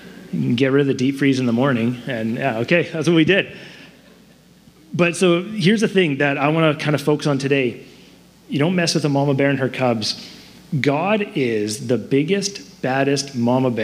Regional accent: Surrey, British Columbia, Canada; I grew up in Surrey. My wife and I, we grew up in Surrey

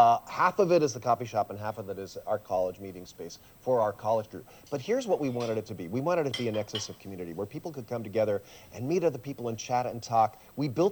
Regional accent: San Jose, California, United States; first language Swiss German; English is a second language; also born or lived in Switzerland; My parents were Swiss, but I was born in San Jose

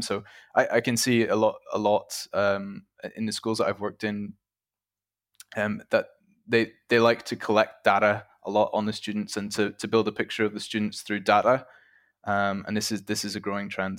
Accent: Ireland; moved away as an adult; now in Czech Republic; I'm originally from Ireland, uh, but I currently work and have worked in the Czech Republic for about four years now

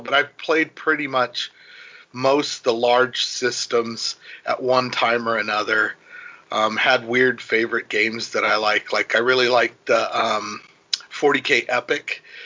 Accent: Ventura, California, United States; I grew up in Ventura in California

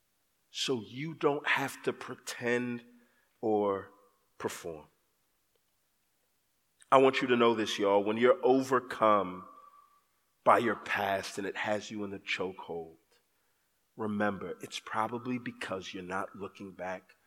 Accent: Texas, United States; I grew up in Texas

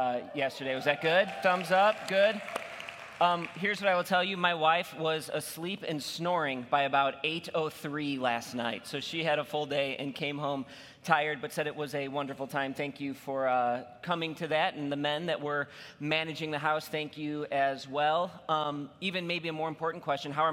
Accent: Illinois, United States; now in Michigan, United States; I'm from Illinois

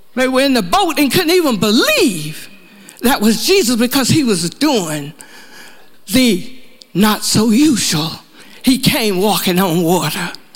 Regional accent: the South, United States; moved away; We're from the South

